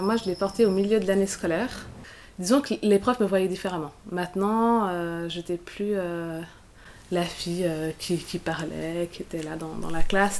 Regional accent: Geneva, Switzerland; je suis genevoise, ou je suis suissesse

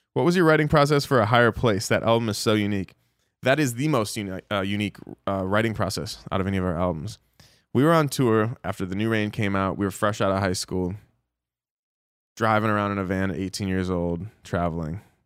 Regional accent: Dallas, Texas, United States; we're in my hometown, Dallas, Texas

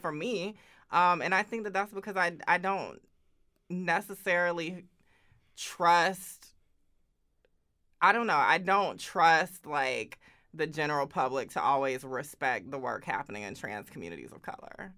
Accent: Augusta, Georgia, United States; moved away as an adult; now in Oakland, United States; I grew up in Augusta, Georgia.

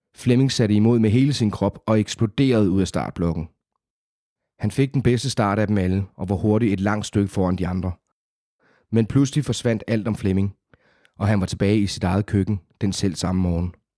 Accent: South Funen, Southern Denmark, Denmark; accent: South Funen; moved away as an adult; now in Copenhagen, Denmark; oprindeligt fra Sydfyn. Der er, og selvom jeg har boet i København i små tretten år, så er der jo visse ord, der stadigvæk kan afsløre det

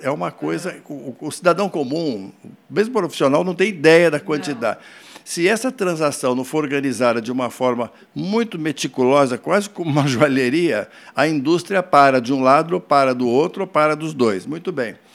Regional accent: Poços de Caldas, Minas Gerais, Brazil; eu sou de Poste Caldas

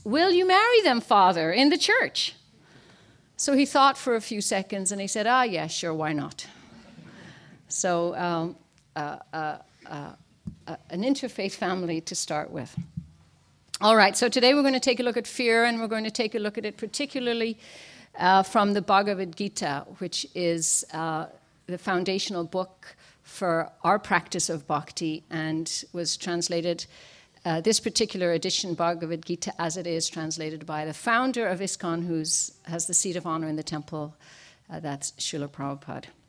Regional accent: Ireland; now in Washington, D.C., United States; I was born and raised in Ireland.

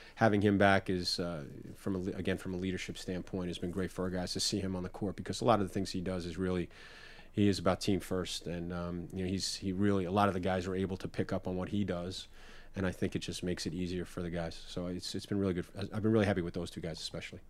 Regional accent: New York, United States; growing up in New York and going to the Knicks

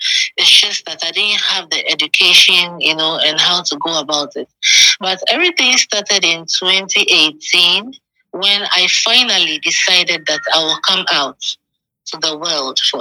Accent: Accra, Greater Accra, Ghana; also born or lived in Tema; I was born in Accra in Usu, and I lived all my life growing up in Accra.

